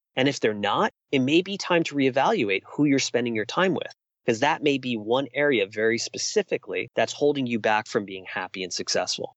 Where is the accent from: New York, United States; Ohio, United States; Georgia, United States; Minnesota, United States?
New York, United States; New York City; moved away as an adult; I spent almost 40 years of my life growing up in New York City